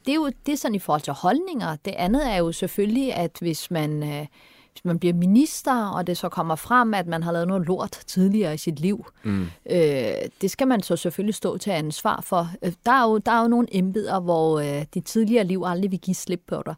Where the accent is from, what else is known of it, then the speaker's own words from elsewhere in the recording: Turkey; also born or lived in Vesterbro, Copenhagen, Denmark; now in Denmark; jeg er fra Tyrkiet